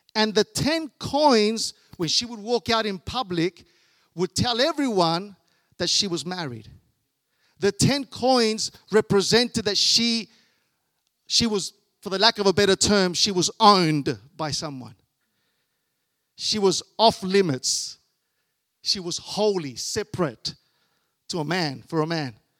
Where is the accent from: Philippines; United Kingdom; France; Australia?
Australia; I was born here in Australia